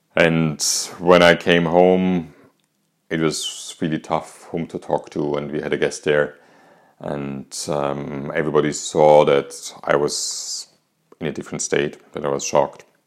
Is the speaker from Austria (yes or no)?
yes; Austria; English is a second language; as you might hear from my accent, I'm not English, neither American, I'm actually Austrian.